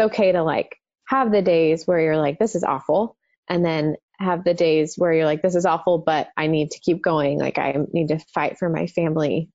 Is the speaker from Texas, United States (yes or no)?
yes; Dallas, Texas, United States; born or raised there